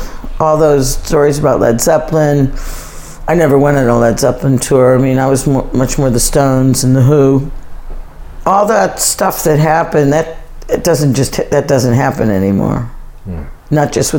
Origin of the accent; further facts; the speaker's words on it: United States; now in United Kingdom; And I think also being American... no disrespect to the UK, but I always say that, you know, everyone in the UK kind of keeps too much in and Americans traditionally let too much out.